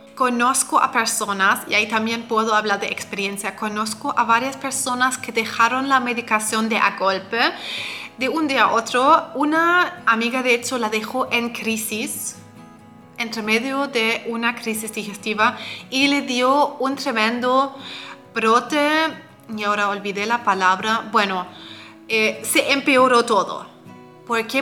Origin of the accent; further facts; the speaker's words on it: Germany; yo soy de Alemania